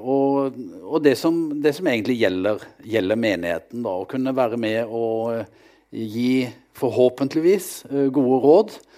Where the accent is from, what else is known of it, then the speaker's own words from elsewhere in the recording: Vegårshei, Agder, Norway; moved away as an adult; now in Kristiansand, Norway; Jeg kommer fra ei skaubygd på Sørlandet, Vegårshei, der jeg vokste opp